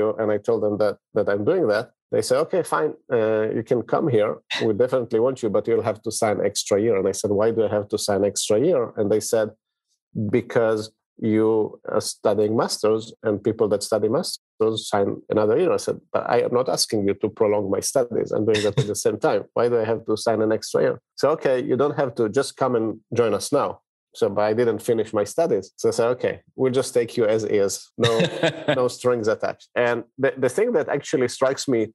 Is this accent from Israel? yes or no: yes; Israel; I grew up in Israel, and my dad actually had started his own company